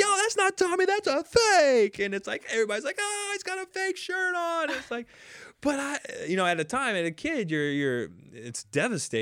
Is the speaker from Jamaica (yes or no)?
yes; Jamaica; now in United States; I was raised in Jamaica